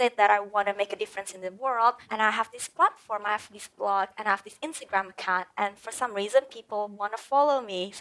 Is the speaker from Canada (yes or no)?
no; Indonesia; also born or lived in Perth, Australia; now in Bali, Indonesia; I am originally from Indonesia and I was so blessed to be able to come to Perth, you know, Australia